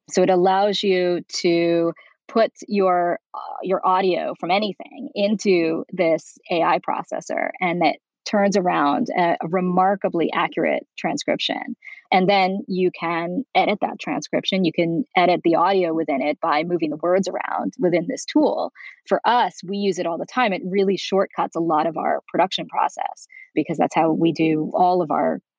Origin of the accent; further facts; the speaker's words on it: New York, United States; moved away as an adult; now in Beverly Hills, United States; I'm originally from New York.